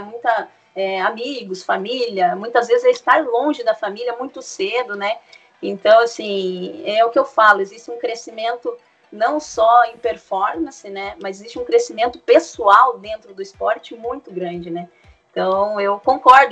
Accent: Curitiba, Paraná, Brazil; Eu sou de Curitiba, sou de Curitiba

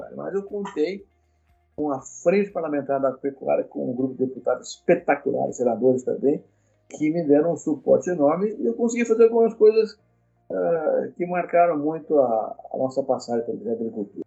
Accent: Guariba, São Paulo, Brazil; also born or lived in Cordeirópolis, São Paulo; E aí eu fui para lá com três anos de idade, meu pai, minha mãe e uma irmãzinha menor, que recém-nascida, e lá passei a infância toda

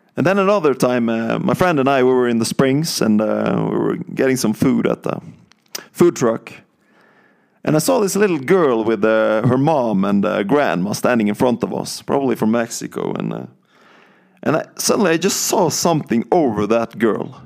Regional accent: countryside outside Bergen, Vestland, Norway; moved away as an adult; I'm from Norway and, um, I grew up, uh, on the countryside of Norway, uh, outside Bergen

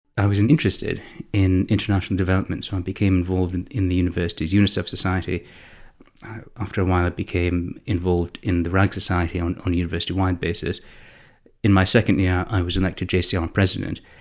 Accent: Canada; I'm Canadian, I, and I studied at secondary school in Canada

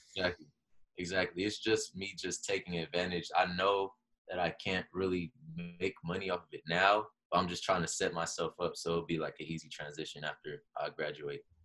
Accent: Los Angeles, California, United States; I grew up in Los Angeles

